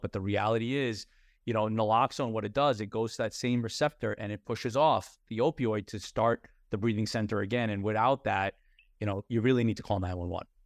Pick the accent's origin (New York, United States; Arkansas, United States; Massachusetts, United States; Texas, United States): New York, United States; we were taught a certain way growing up in New York around our dinner tables